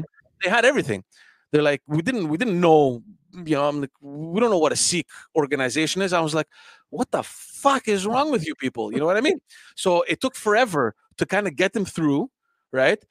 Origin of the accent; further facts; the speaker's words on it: Montreal, Quebec, Canada; also born or lived in Greece; we knew each other from from Park X, from growing up in Park X